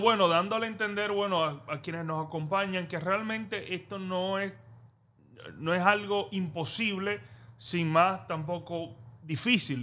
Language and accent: Spanish; Dominican Republic; yo como dominicano